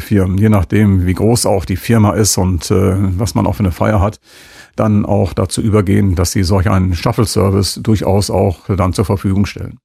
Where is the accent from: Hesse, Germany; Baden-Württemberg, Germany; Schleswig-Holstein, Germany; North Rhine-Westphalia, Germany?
North Rhine-Westphalia, Germany; Münster; als Münsteraner